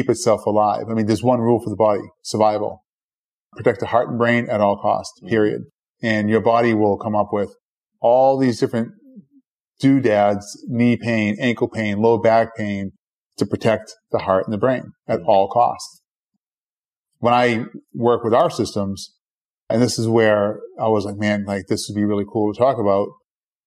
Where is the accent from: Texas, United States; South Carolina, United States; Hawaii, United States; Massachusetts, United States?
Massachusetts, United States; Boston; I grew up in Boston, and right next door to my house was a bar